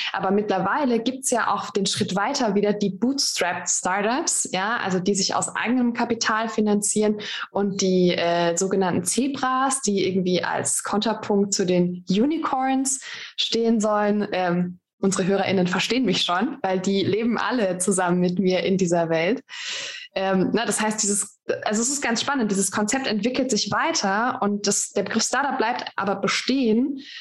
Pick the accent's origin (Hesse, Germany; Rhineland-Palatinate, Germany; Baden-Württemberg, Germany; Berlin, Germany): Baden-Württemberg, Germany; Ich komme aus dem Badischen, bei uns sagt man, mein Gott, das ist eine Luftpump.